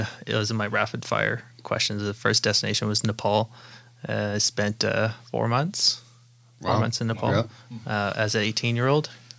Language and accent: English; Nanaimo, British Columbia, Canada; moved away as an adult; also born or lived in Melbourne, Australia / Hangzhou, China / Brisbane, Australia / Calgary, Canada; So we ended up in Nanaimo, and I grew up there, went to school, and went to Dover Bay up there.